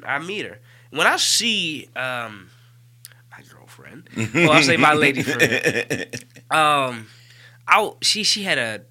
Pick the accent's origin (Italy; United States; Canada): United States; Birmingham, Alabama; What makes me Birmingham is the fact that I was gonna say my accent